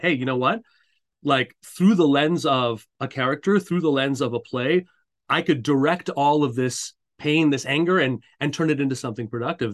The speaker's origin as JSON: {"language": "English", "town": "Montreal", "region": "Quebec", "country": "Canada", "tie": "born or raised there", "said": "I, I grew up in Montreal, uh, Canada."}